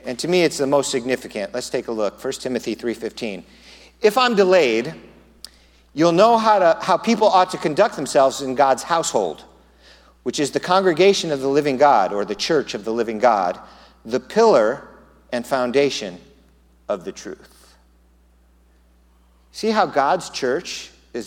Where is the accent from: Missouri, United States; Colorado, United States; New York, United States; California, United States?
California, United States; Southern; now in Tucson, United States; I'm from Southern California. We had earthquakes. Here, there are no earthquakes. In Southern California, you go through earthquake drills in school growing up